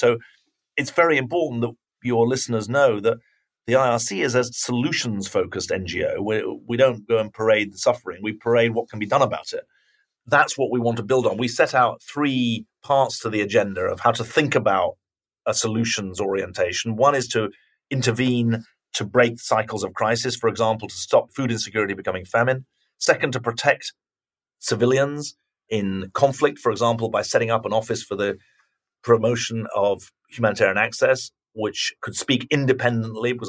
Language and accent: English; United Kingdom; now in United States; I'm a Brit who lives in America